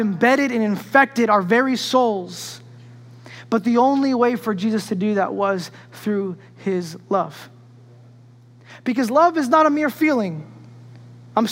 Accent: New York, United States; when I grew up in New York

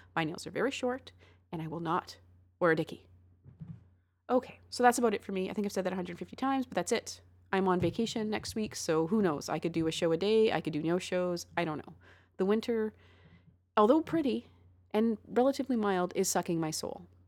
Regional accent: Canada; What are good things about being Canadian? Oh, yeah, free healthcare.

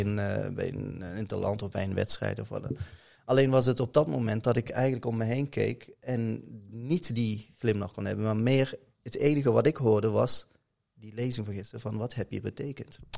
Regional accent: Roermond, Limburg, Netherlands; accent: soft G (Limburg); geboren en getogen in Roermond. Je hoort het ook een mhm. beetje aan de zachte G

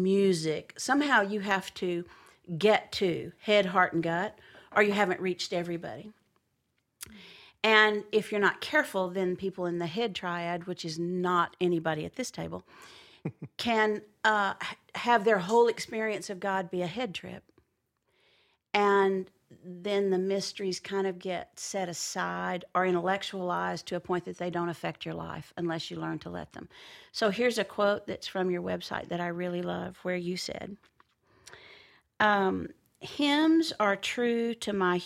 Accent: near Azle, Texas, United States; which is really close to where I'm from

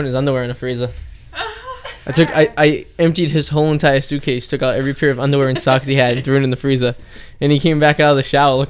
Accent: Revere, Massachusetts, United States; It's a small town, 10 minutes north of Boston.

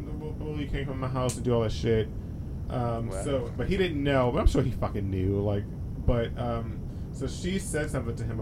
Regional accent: Maryland, United States; also born or lived in California; We're just from Maryland too

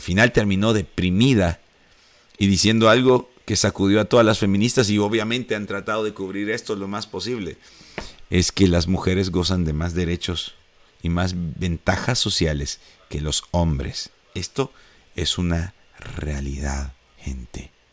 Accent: El Salvador; Eso anhelamos en El Salvador.

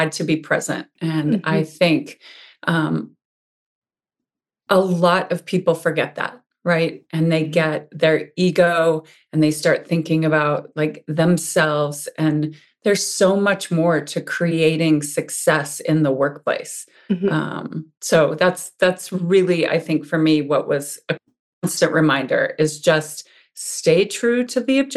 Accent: Montana, United States; now in Ligonier, United States; I was born and raised in Montana.

